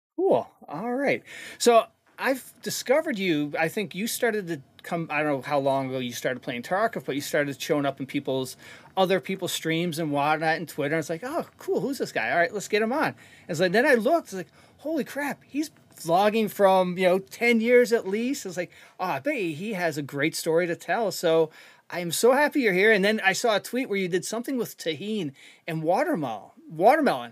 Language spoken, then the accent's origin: English; Canada; moved away; I'm from Canada originally